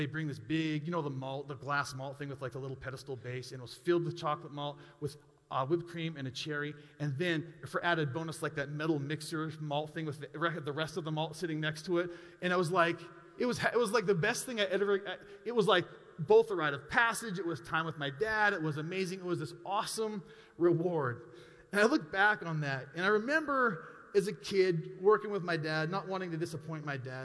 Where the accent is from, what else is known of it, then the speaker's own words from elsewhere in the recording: Montana, United States; We grew up in Montana